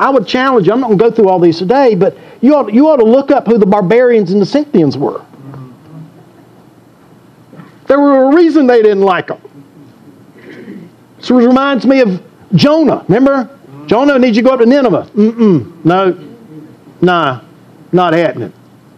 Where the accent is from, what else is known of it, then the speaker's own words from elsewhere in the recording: Deep South, United States; I grew up in the Deep South.